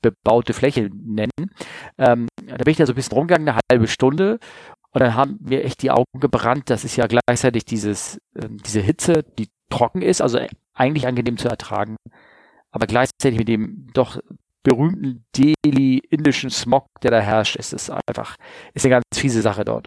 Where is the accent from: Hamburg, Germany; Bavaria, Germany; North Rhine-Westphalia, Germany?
Hamburg, Germany; meiner Heimat Hamburg